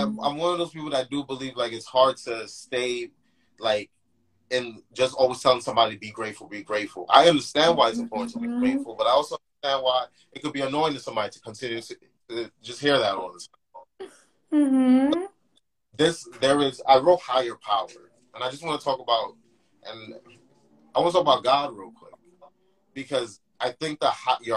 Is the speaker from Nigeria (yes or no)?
yes; Nigeria; accent: Nigerian; I'm Nigerian